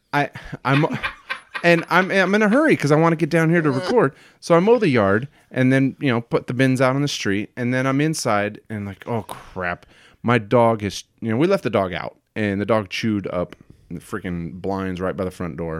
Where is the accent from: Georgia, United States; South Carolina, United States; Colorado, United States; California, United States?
California, United States; Hanford; now in Washington, United States; Born in a, a, a little truck stop town called Hanford